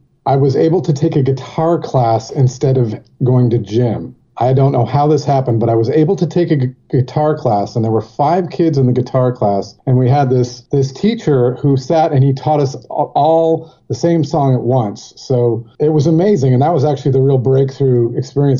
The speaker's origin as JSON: {"language": "English", "town": "Jackson", "region": "Michigan", "country": "United States", "tie": "born or raised there", "also_born_or_lived": "Dayton, Ohio / California", "moved": "yes", "said": "my family moved to Jackson, Michigan, kind of shortly after that. So that's where I lived, in Jackson, Michigan"}